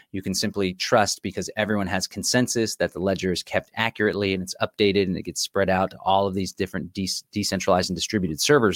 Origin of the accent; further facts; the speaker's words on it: Austin, Texas, United States; here in the city of Austin, my hometown